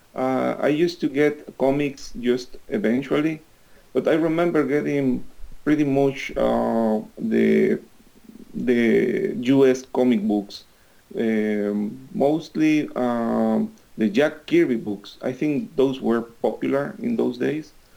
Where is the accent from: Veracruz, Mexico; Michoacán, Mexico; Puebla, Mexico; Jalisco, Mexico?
Veracruz, Mexico; English is a second language; moved away; also born or lived in Mexico City; I used to live in Veracruz, which is uh, my hometown.